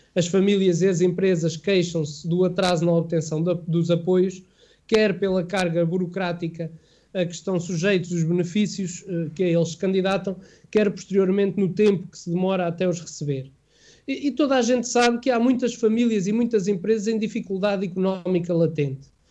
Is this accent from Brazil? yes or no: no; Vagos, Aveiro District, Portugal; enquanto vaguense e enquanto amigo do, do, Oscar e também enquanto português